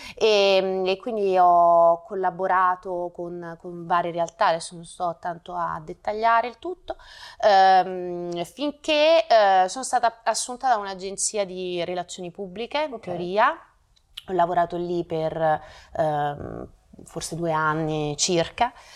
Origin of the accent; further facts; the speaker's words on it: Naples, Campania, Italy; moved away as an adult; also born or lived in Rome; now in Milan, Italy; sono nata a Napoli nel, nel 1983, dopo ho studiato eh, a Roma